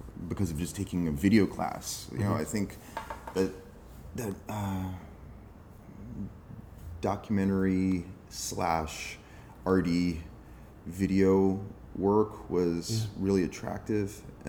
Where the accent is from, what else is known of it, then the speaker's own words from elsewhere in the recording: Eastern Shore of Maryland, United States; moved away as an adult; also born or lived in Delaware / Los Angeles / Berlin; now in Brooklyn, United States; I grew up in the Eastern Shore of Maryland.